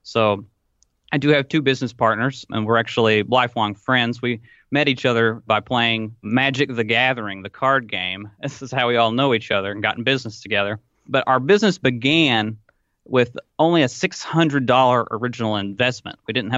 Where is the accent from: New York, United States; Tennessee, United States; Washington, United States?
Tennessee, United States; Arthur; now in Corbett, United States; I'm 27 years old. If you can't tell by the way that I talk, I'm from Arthur, Tennessee. Currently reside in Corbett, Kentucky, where our business operates.